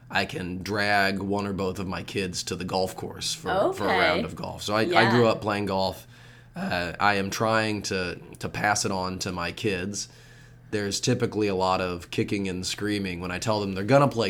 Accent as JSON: {"language": "English", "town": "Austin", "region": "Texas", "country": "United States", "tie": "born or raised there", "also_born_or_lived": "Nashville, Tennessee", "moved": "as an adult", "said": "I grew up in Austin, Texas, and I lived there until I went off to college"}